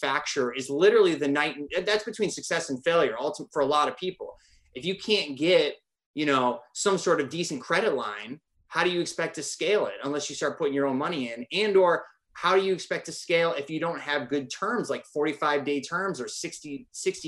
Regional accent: Northern Michigan, United States; I'm from Northern Michigan

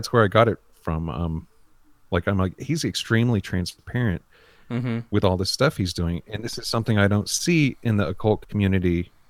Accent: North Carolina, United States; also born or lived in Nashville (possibly ASR for Asheville); I'm from North Carolina.

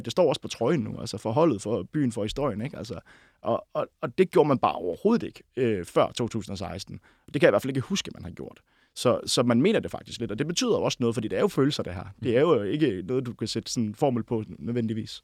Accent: near Vejle, Southern Denmark, Denmark; now in Copenhagen, Denmark; 11-12 km fra mit barndomshjem øh, oppe i Nørreskoven

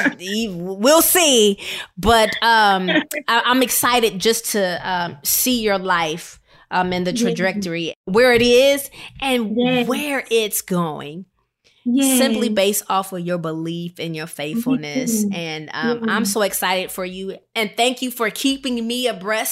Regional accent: Rockford, Illinois, United States; I come from Rockford, Illinois

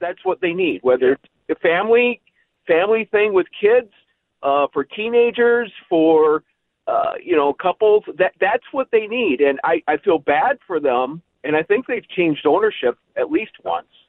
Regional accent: Plymouth, Minnesota, United States; also born or lived in Burnsville, Minnesota; I grew up in Plymouth, so I went to Ridgedale a lot

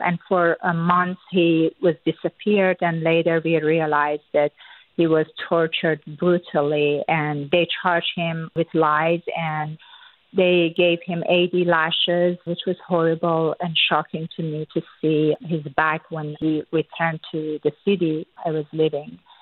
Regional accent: Iran; born or raised there; first language Persian; English is a second language; moved away

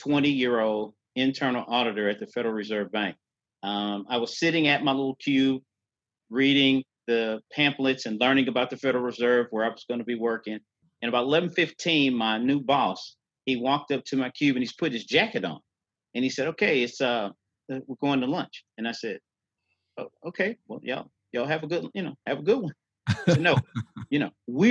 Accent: St. Louis, Missouri, United States; So I'm originally from St. Louis, Missouri. I was born and raised by my mother and my grandmother also raised me.

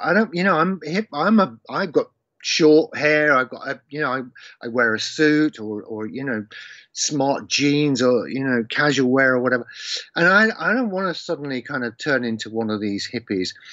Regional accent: Leicester, East Midlands, United Kingdom; my hometown in Leicester

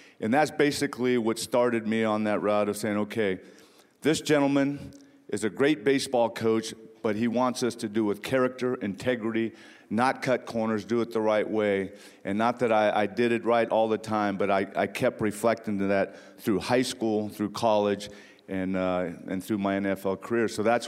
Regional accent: Ontario, California, United States; growing up in Ontario, California, about 40 miles east of Los Angeles, where my mom raised five of us by herself.

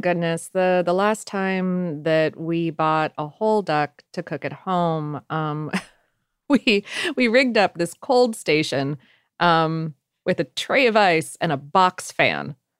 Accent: South Florida, United States; growing up in South Florida

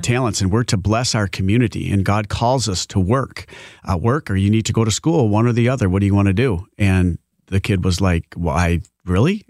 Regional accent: Grandville, Michigan, United States; now in Georgetown Township, United States; I grew up in the, uh, Granville area

